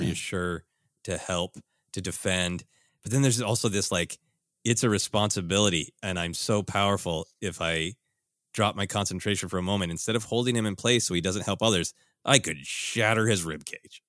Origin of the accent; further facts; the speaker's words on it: Minneapolis, Minnesota, United States; my hometown of Minneapolis